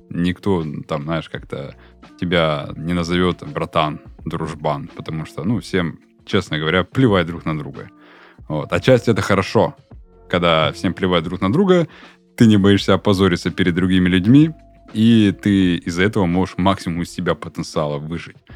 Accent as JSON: {"language": "Russian", "region": "Ural", "country": "Russia", "said": "А вот мы конкретно уральцы. Мы там, э, не знаю, там, э, мы продолжаем свой род, мы чтим свой род."}